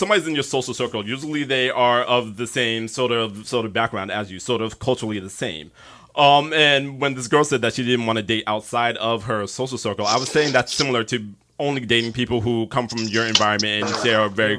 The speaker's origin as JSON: {"language": "English", "area": "Westchester", "region": "New York", "country": "United States", "tie": "born or raised there", "said": "we grew up in Westchester."}